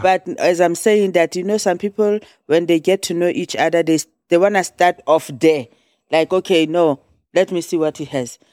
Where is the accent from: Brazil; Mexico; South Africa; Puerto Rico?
South Africa; moved away; I'm from South Africa